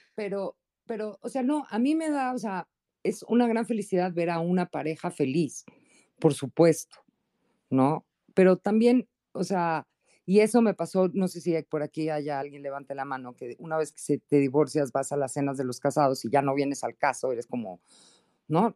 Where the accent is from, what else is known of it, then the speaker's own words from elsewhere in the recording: Mexico; Yo soy mexicana